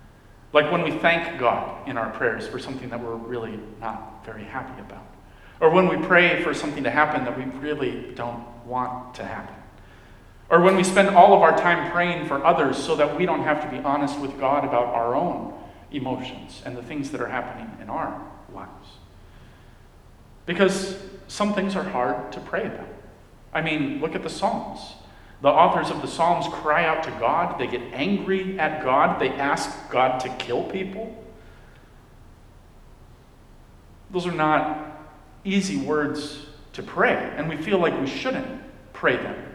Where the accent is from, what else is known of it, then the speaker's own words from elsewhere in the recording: Dominican Republic; When I was a kid, I grew up in the Dominican Republic.